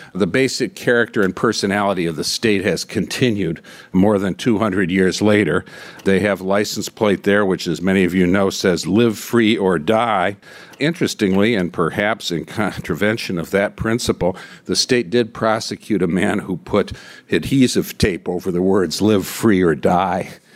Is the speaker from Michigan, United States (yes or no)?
yes; Michigan, United States; moved away; in my home state of Michigan